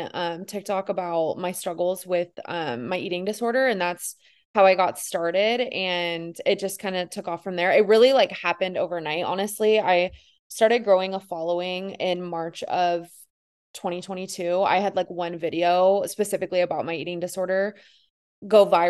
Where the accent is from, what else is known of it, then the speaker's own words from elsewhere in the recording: Northern California, United States; now in Los Angeles, United States; I am originally from Northern California. That's where I grew up